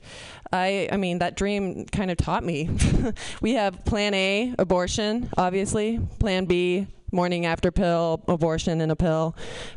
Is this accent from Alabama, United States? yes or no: no; Kentucky, United States; I'm from Kentucky.